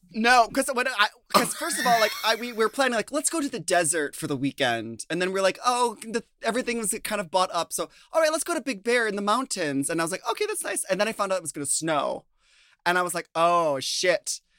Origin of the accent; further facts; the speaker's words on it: Minnesota, United States; moved away; I'm from Minnesota